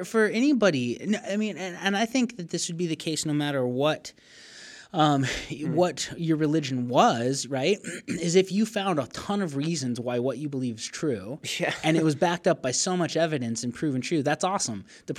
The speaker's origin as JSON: {"language": "English", "region": "Arizona", "country": "United States", "tie": "born or raised there", "said": "I remember even as a little kid, because I grew up in Northern Arizona, and pretty much all of Northern Arizona, it was founded by Mormons."}